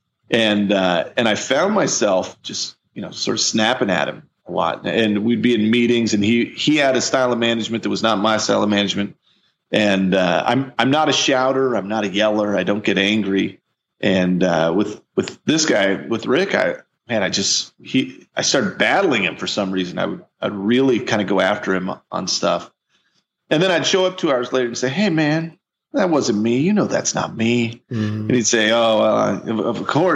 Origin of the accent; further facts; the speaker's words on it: Missouri, United States; I'm from Missouri. I'm a big bearded giant from the Midwest